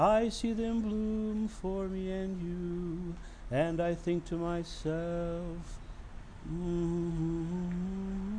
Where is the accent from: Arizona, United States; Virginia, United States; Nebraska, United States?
Nebraska, United States; also born or lived in Atlanta, Georgia; now in Oregon, United States; I'm from Nebraska